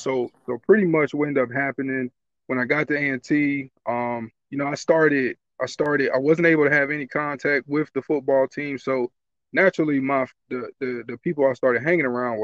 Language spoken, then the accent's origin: English; Greensboro, North Carolina, United States; now in Pittsburgh, United States; I'm from Greensboro, North Carolina